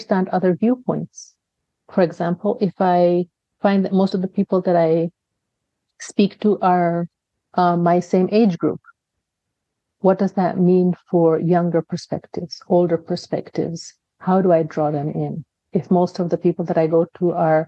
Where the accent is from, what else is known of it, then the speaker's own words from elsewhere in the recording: Kenya; I have a Kenyan father, I have an American mother, but I was raised in Kenya